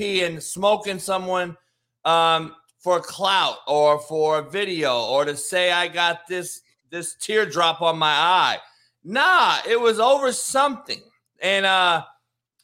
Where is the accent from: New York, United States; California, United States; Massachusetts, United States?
California, United States; Compton; growing up in Compton, being around nothing but killers, dope dealers, and athletes